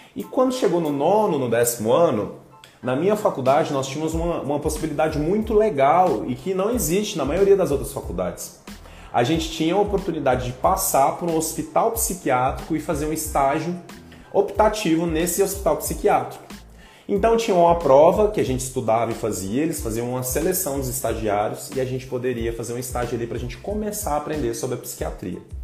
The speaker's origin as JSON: {"language": "Portuguese", "town": "Goiânia", "region": "Goiás", "country": "Brazil", "tie": "born or raised there", "said": "eu sou natural de Goiânia, eu tenho 36 anos e nasci em 1985. Eu cresci em Goiânia, passei toda a minha infância, adolescência e começo da vida adulta também nessa cidade de Goiânia"}